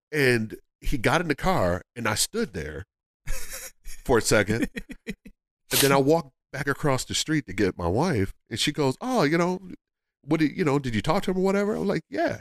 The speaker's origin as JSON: {"language": "English", "town": "Philadelphia", "region": "Pennsylvania", "country": "United States", "said": "I'm from Philadelphia"}